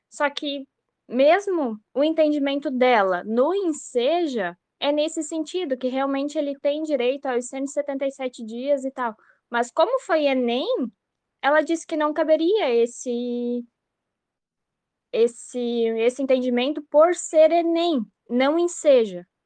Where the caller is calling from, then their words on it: Blumenau, Santa Catarina, Brazil; É, eu sou aqui de Blumenau, Santa Catarina.